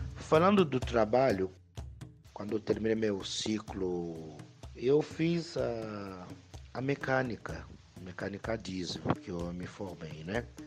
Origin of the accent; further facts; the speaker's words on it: DR Congo; Portuguese is a second language; moved away as an adult; also born or lived in Bahia, Brazil; now in São Paulo, Brazil; O sotaque mesmo não se esqueça, porque eu vim da África, o meu país é Congo, República Democrática do Congo. Então, cheguei aqui no Brasil grande já